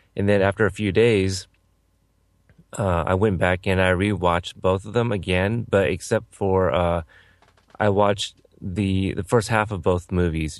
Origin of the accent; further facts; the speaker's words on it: Texas, United States; I was born in Texas